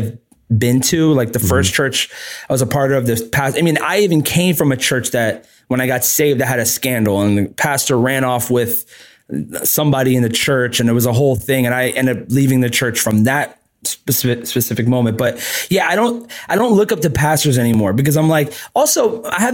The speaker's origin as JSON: {"language": "English", "region": "New York", "country": "United States", "said": "I'm from New York"}